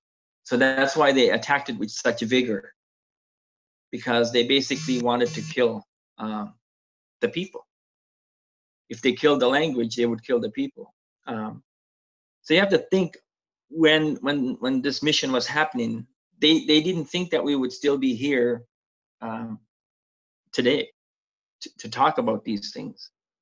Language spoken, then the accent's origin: English; Canada; first language Mi'kmaq; English is a second language; because Mi'kmaq is my first language.